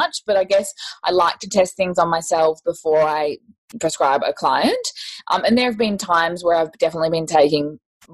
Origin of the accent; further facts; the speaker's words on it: Queensland, Australia; I'm also from Queensland